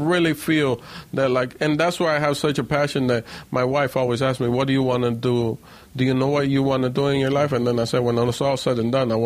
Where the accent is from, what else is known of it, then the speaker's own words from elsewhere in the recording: Miami, Florida, United States; also born or lived in Puerto Rico / Dominican Republic / New York; I grew up in Miami, so you could say from the age of 8 on, I was in Miami. I lived in New York. Before that, I lived in Dominican Republic, Puerto Rico, and whatnot. So I just hopped around a lot, me and my mom